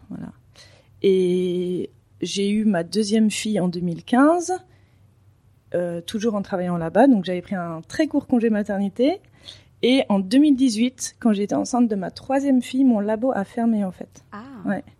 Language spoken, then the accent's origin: French; Paris, Île-de-France, France; moved away as an adult; also born or lived in Denmark / Belgium; now in Dubai, United Arab Emirates; euh, je suis française et je viens de Paris, du 6e arrondissement.